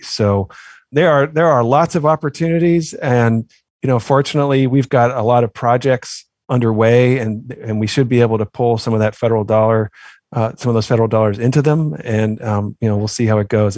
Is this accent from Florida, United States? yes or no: no; Oakland, California, United States; now in Maryland, United States; growing up in Oakland, California.